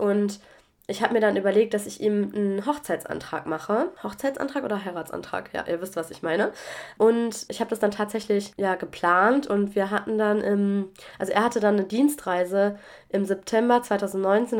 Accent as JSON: {"language": "German", "country": "Germany", "also_born_or_lived": "Mannheim", "moved": "yes", "lives_now": "France", "said": "auch wenn es jetzt mein Heimatland ist"}